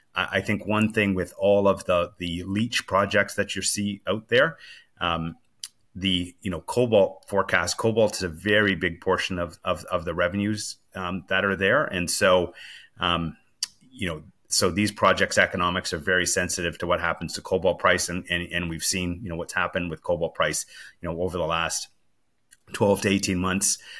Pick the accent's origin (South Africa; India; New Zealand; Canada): Canada; as a Canadian